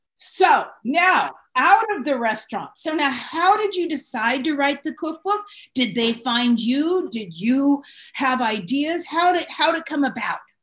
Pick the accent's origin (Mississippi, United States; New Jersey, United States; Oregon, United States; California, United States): California, United States; San Francisco; I grew up in San Francisco